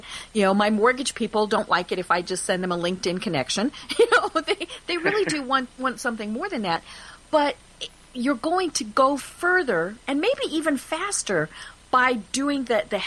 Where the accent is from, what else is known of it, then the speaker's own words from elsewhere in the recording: Colorado, United States; I'm from Colorado